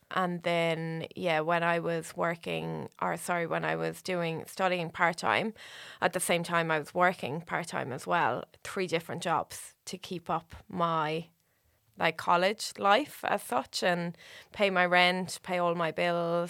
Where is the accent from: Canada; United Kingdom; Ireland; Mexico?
Ireland; Waterford, Munster; moved away as an adult; now in Australia; I'm from Waterford, Waterford City